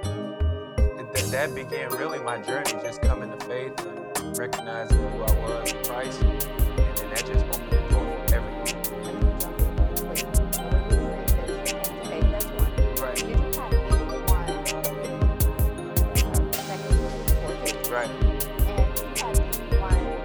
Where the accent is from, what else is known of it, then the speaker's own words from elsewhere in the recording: Chicago, Illinois, United States; I love and lead in the city of Chicago. I was born and raised here in the city